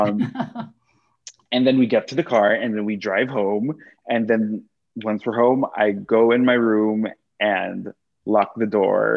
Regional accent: Quezon City, Metro Manila, Philippines; moved away as an adult; now in United States; I was born and raised in Manila in the Philippines specifically Quezon City

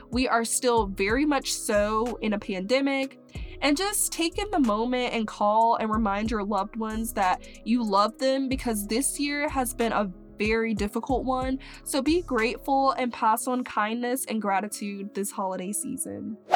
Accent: Mississippi, United States; born there; also born or lived in Maryland / Crestview, Florida / Texas / Tallahassee, Florida; now in Gainesville, United States; but I was born in Mississippi and then we moved to uh, Maryland and then we moved to Crestview, Florida. Then we moved to Texas and then we moved to Tallahassee, Florida.

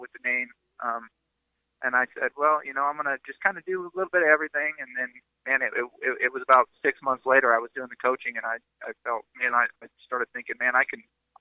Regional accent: Midwest, United States; moved away; I'm from the Midwest.

